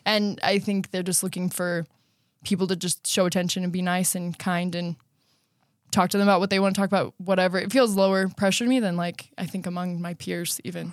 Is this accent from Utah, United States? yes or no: yes; Riverton, Utah, United States; now in Lehi, United States; I'm from Riverton. My parents are still there, and I'm currently living in Lehigh.